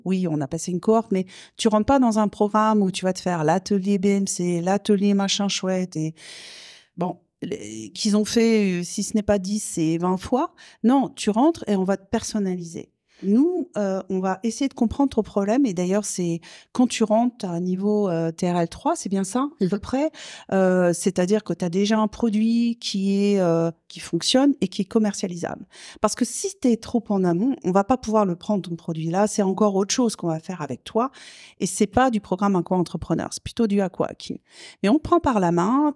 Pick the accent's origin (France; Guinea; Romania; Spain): France; south of France; now in Quebec, Canada; Je, je, viens du sud de la France, vous l'entendez à mon accent très gaspésien